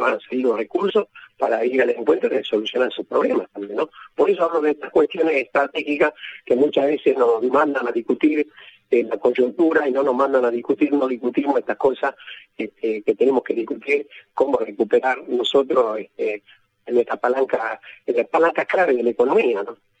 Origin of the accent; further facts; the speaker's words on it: Argentina; nuestro país